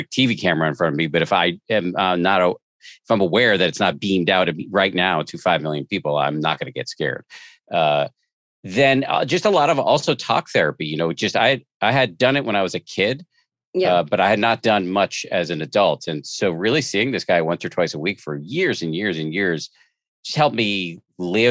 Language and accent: English; Massachusetts, United States; I'm a agnostic from the People's Republic of Massachusetts